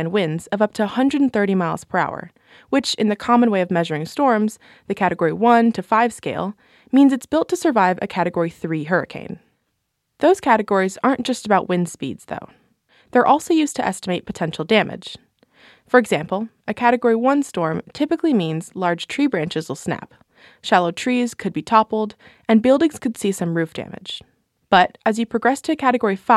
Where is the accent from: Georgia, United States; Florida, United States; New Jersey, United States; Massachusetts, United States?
Florida, United States; Miami; Growing up in Florida, I got used to 90-degree heat and a cool ocean breeze